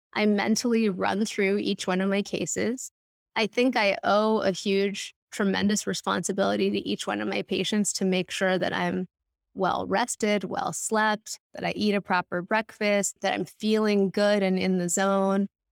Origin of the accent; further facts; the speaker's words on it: Los Angeles, California, United States; now in New York City, United States; I grew up in L